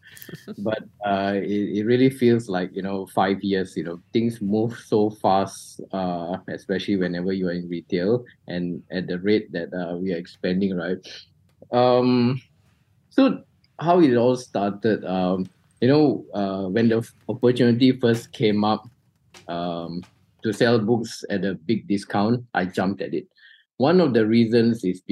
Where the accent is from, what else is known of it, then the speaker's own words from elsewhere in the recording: Malaysia; Malaysians are actually broad readers